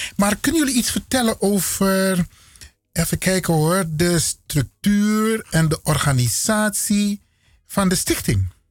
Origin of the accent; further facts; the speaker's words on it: Suriname; now in Netherlands; ik kom uit Suriname